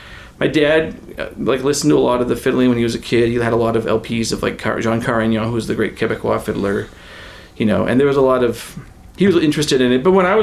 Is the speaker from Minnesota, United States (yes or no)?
no; Northern California, United States; I grew up in Northern California. There were no Légers. There were no Acadians anywhere nearby.